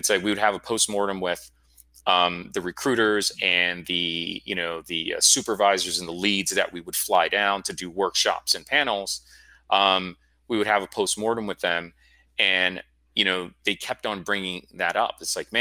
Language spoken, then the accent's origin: English; Florida, United States; moved away; I'm from Florida